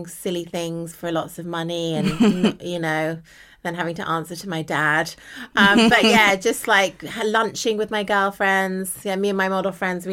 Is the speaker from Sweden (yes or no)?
no; United Kingdom; I'm a British model